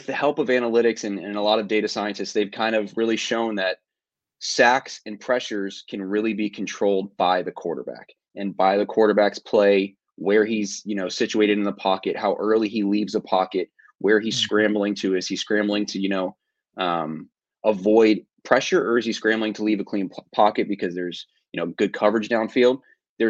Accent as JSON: {"language": "English", "region": "Northern Virginia", "country": "United States", "tie": "born or raised there", "said": "I was born and raised in Northern Virginia. So I've been here my entire life"}